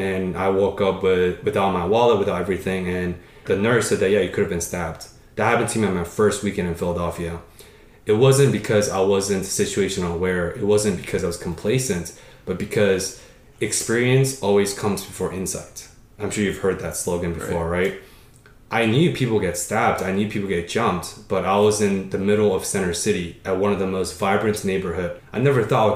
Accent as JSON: {"language": "English", "town": "Paris", "region": "Île-de-France", "country": "France", "tie": "born or raised there", "moved": "yes", "said": "When I was 4 or 5 years old in France, I was born in Paris"}